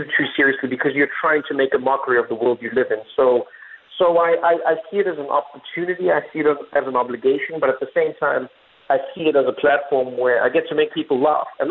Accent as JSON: {"language": "English", "country": "South Africa", "tie": "born or raised there", "moved": "as an adult", "lives_now": "North America", "said": "I was born in South Africa to a black mother and a white father during apartheid"}